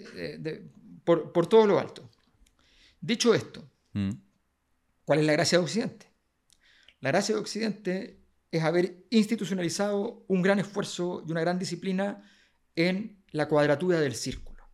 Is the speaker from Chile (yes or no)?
yes; Chile